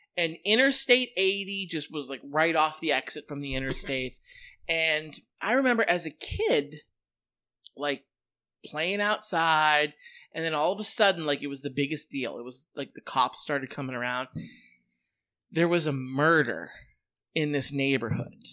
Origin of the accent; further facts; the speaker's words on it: Western Pennsylvania, United States; my hometown